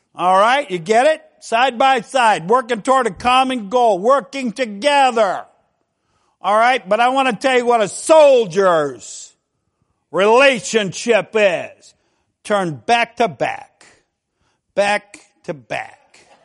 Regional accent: Ohio, United States; we're from Ohio

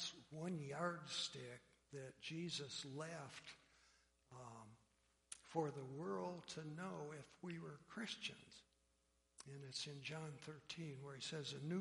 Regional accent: an island south of Detroit, Michigan, United States; also born or lived in Pennsylvania; I was born in Pennsylvania and sprinkled as an infant in a Presbyterian church. We moved to an island south of Detroit when I was a year old

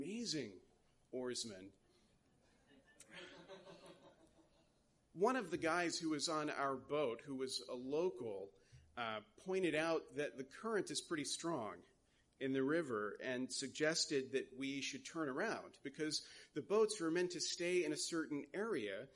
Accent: United States; as an American

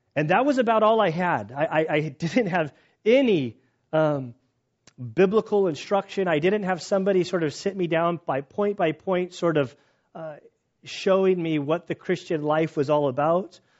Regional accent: United States; as an American

